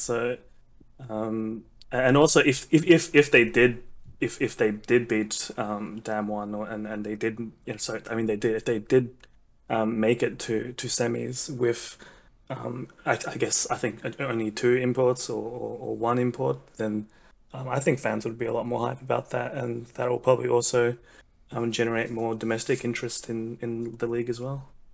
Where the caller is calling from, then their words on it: Australia; I am calling from Australia